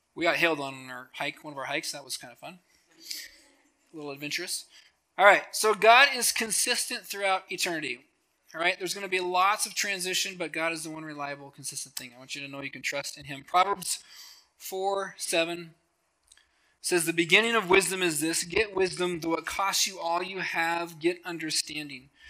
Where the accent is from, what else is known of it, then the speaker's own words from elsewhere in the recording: Helena, Montana, United States; now in Billings, United States; I grew up in Helena, so I grew up around all the attorney generals and all the governors